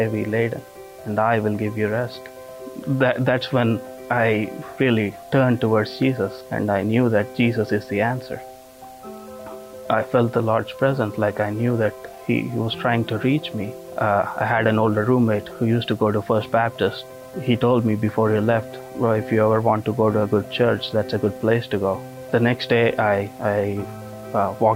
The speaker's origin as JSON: {"language": "English", "country": "India", "tie": "born or raised there", "moved": "yes", "lives_now": "Hammond, United States", "said": "I was raised a Hindu in India"}